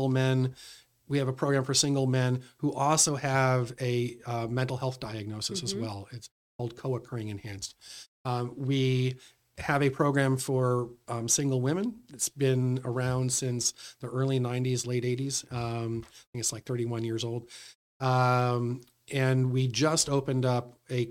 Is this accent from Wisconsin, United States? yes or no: no; Royalston, Massachusetts, United States; also born or lived in Boston / Westford; my folks moved us out to Royalston, Massachusetts